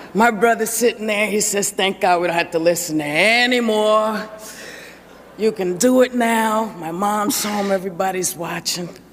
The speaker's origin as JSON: {"language": "English", "region": "New York", "country": "United States", "tie": "born or raised there", "said": "I come from New York. I was a little kid, I lived in the projects"}